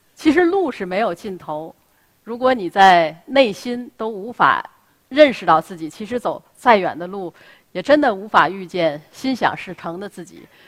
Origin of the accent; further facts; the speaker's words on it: Tianjin, China; 我出生在南开大学，那是我出生和成长的地方